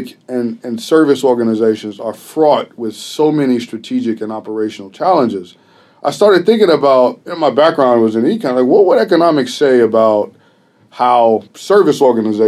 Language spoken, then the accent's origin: English; Chicago, Illinois, United States; I'm from Chicago, and that's an interesting place to be a teacher